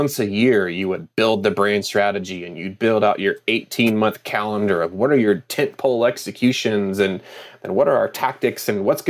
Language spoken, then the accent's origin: English; United States; in my home state